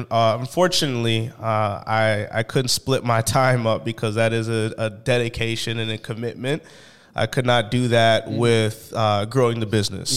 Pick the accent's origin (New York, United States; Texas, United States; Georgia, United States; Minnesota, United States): Minnesota, United States; St. Paul; I am from St. Paul, Minnesota